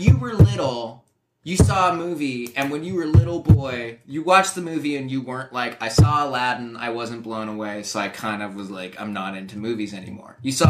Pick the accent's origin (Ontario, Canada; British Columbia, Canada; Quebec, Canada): British Columbia, Canada; Vancouver; moved away; also born or lived in New York; we grew up in Vancouver